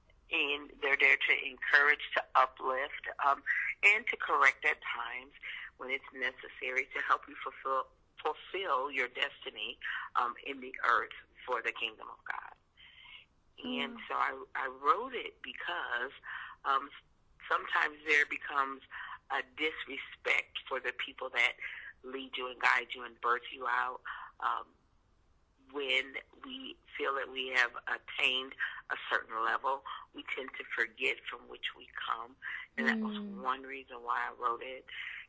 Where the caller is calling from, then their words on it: St. Louis, Missouri, United States; I'm calling from St. Louis, Missouri.